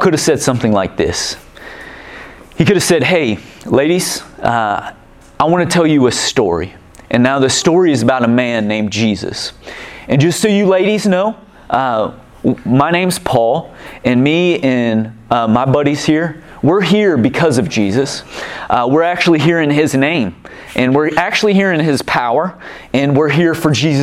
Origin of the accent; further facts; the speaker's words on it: Kansas City, United States; now in Hastings, United States; I'm from Kansas City